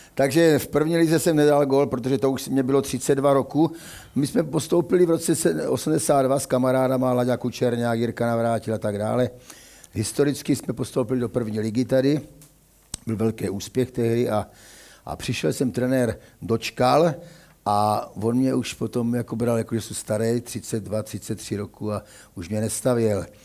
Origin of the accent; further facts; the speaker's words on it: Kroměříž, Zlín Region, Czechia; moved away as an adult; also born or lived in Uničov; now in Olomouc, Czechia; Narodil jsem se v Uničově roku 1950, ale jenom jsme tam bydleli s rodiči půl roku a šli jsme, protože voja, táta byl voják do Kroměříže